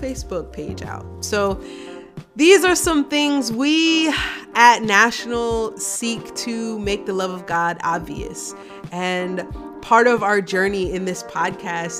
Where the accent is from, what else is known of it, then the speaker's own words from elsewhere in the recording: Wilmington, Delaware, United States; moved away; also born or lived in Washington, D.C.; I grew up in Wilmington, Delaware, and now I serve as a pastor